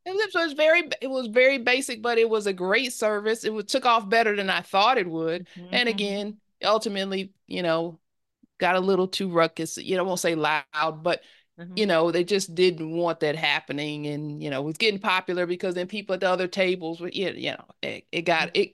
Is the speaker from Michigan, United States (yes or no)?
yes; Detroit, Michigan, United States; moved away as an adult; now in Atlanta, United States; I am from I grew up in Detroit, Michigan, in Detroit, Detroit, uh, mm-hmm. Detroit, Michigan, um, mm-hmm. Northwest Detroit